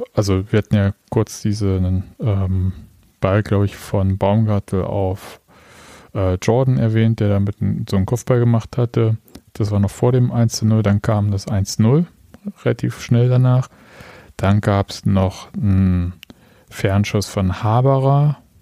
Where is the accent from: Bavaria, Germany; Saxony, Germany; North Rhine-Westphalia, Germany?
Saxony, Germany; ich komme aus Sachsen, ich habe Probleme mit harten und weichen D